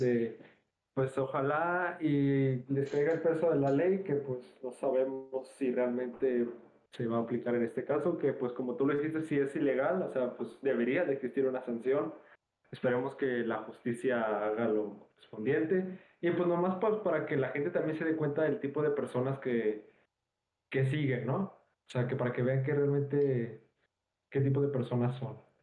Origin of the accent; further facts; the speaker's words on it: Nuevo León, Mexico; los dos somos de Nuevo León